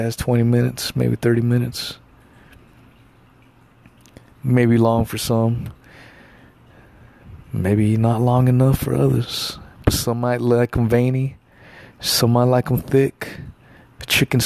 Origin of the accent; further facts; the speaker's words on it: Los Angeles, California, United States; also born or lived in the South (US); now in the South, United States; I was born